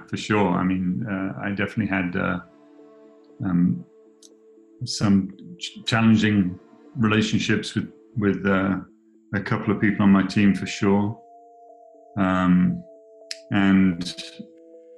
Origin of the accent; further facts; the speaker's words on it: England, United Kingdom; moved away as an adult; now in United States; I'm from England, but when I came to live in the States 21 years ago